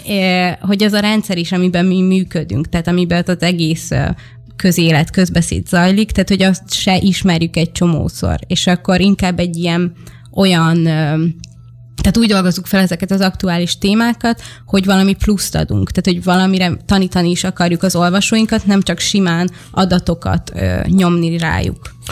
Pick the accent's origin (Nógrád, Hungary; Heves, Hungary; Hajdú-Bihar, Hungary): Hajdú-Bihar, Hungary; Debrecen; én debreceni vagyok, és a debreceni gyülekezetben volt egy nagy plakát